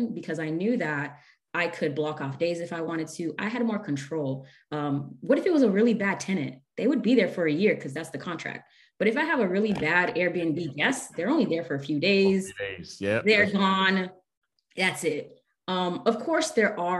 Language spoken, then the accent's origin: English; Haiti; moved away; I'm originally from Laguna of Haiti, and we were from the mountains